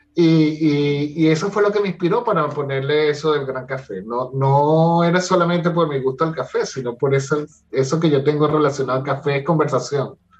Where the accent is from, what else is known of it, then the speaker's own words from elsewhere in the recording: Caracas, Capital District, Venezuela; yo soy de Caracas